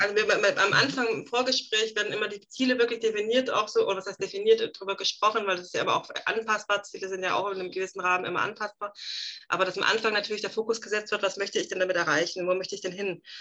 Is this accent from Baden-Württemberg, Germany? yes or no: yes; Swabia, Baden-Württemberg, Germany; accent: Swabian (not strong); spreche ich nicht stark Schwäbisch